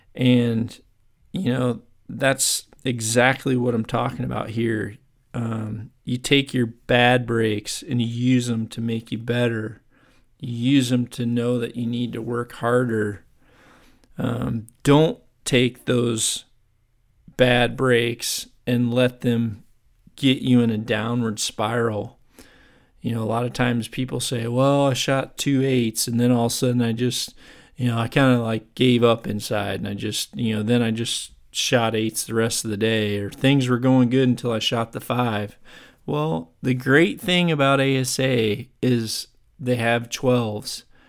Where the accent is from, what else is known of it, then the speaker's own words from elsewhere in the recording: Chicago, Illinois, United States; moved away; I'm originally from the Chicago area. That's where I grew up and played.